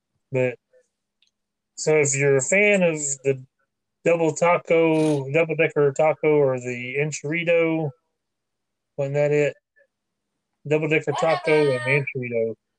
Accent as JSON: {"language": "English", "town": "Hickory", "region": "North Carolina", "country": "United States", "tie": "born or raised there", "said": "I grew up in Hickory for most of the time that I was growing up, and there's no street names. There's just numbers."}